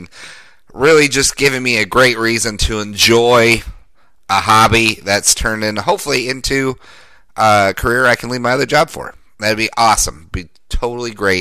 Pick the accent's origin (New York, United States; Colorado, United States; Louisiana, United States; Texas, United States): Colorado, United States; Denver; my hometown of Denver